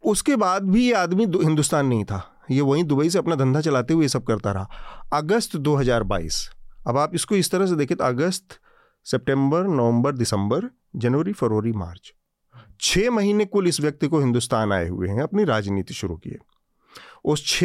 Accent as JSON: {"language": "Hindi", "region": "Assam", "country": "India", "said": "मैं पंजाबी या सिख नहीं हूँ मैं असमिया हूँ"}